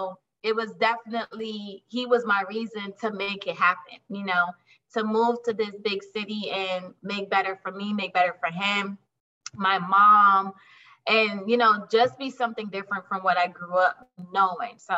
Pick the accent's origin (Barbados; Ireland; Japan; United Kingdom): Barbados; moved away as an adult; also born or lived in Brooklyn, New York; now in Jacksonville, United States; I'm originally from Barbados, but I moved to Brooklyn back in 2006.